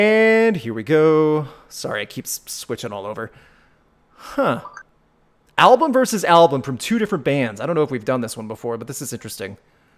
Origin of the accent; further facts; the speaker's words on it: United States; We're American.